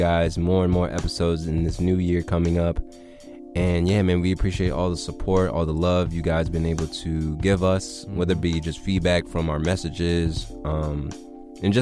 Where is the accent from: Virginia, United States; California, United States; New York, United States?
Virginia, United States; we're from Virginia